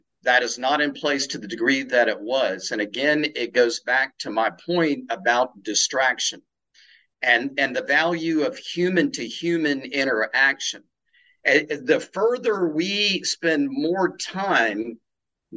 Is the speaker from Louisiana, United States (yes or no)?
no; South Carolina, United States; also born or lived in India; now in Tampa, Florida, United States; living in the South, which I love and grew up with in the small hometown in South Carolina